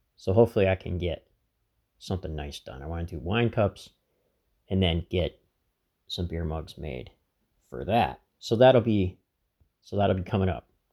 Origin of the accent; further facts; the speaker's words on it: Laceyville, Pennsylvania, United States; my hometown, Lacyville